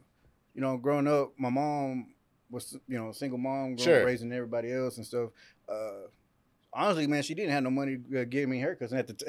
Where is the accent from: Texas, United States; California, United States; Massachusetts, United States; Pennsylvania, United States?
Texas, United States; Bellmead; I'm from Bellmead, you know?